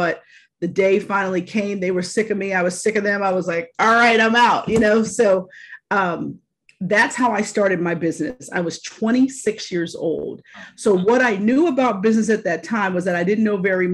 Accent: Pittsburgh, Pennsylvania, United States; moved away as an adult; also born or lived in Philadelphia, Pennsylvania / Virginia; I got my first job in Market 20 Television in Pittsburgh, in my hometown, as an associate producer.

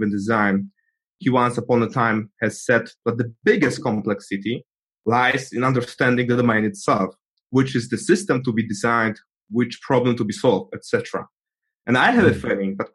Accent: Poland; I'm from Poland

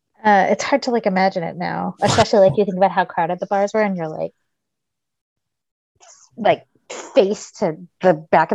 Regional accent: New York, United States; because we're from New York.

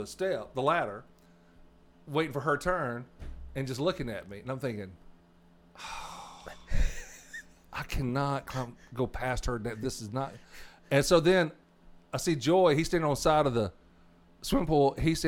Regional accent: Arkansas, United States; And I was raised 15 miles from Louisiana, and that's where my accent is the way it is.

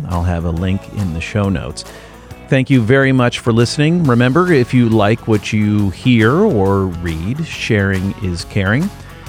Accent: United States; moved away; also born or lived in Illinois; I'm American. I know my people, and we would flip.

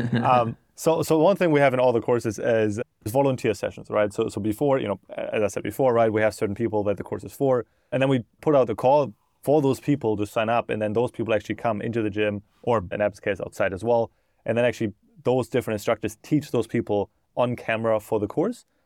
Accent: Germany; moved away as an adult; now in United States; I grew up in Germany, and then I moved to America in twenty sixteen

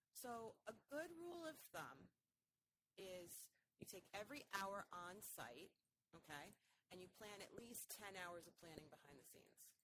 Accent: just north of New York City, United States; moved away as an adult; also born or lived in Manhattan, New York; now in Boston, United States; I grew up in New York, um, just north of New York City, and I went to college in New York as well

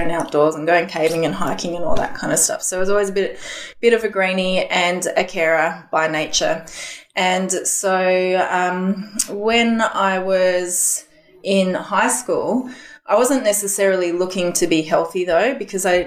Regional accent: Canberra, Australian Capital Territory, Australia; moved away as an adult; also born or lived in Indonesia / New Zealand; now in Sydney, Australia; So I was born in Canberra and then at about 4 months of age, we went over to Indonesia and we were there for 3 years or so. And then back to Canberra for school

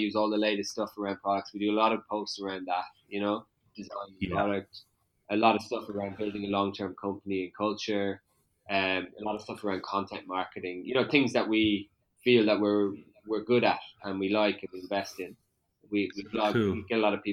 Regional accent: Westport, Connacht, Ireland; I'm from Westport

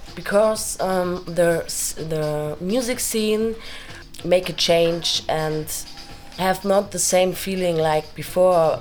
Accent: Cologne, North Rhine-Westphalia, Germany; I come from Cologne too

